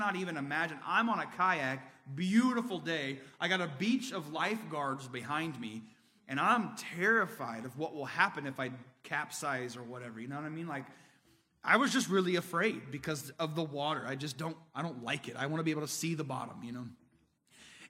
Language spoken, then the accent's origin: English; Indiana, United States; I'm from Indiana